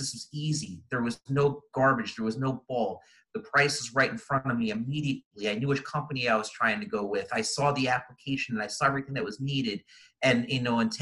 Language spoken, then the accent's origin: English; East Coast, United States; moved away as an adult; now in Arizona, United States; Growing up, I grew up on the East Coast, and I moved out to Arizona about 15, 20 years ago now.